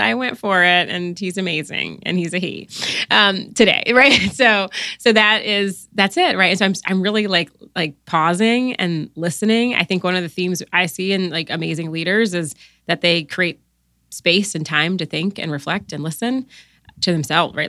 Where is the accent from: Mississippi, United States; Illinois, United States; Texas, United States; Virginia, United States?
Virginia, United States; Newport News; moved away as an adult; also born or lived in Washington, D.C.; I grew up in, uh, Newport News, Virginia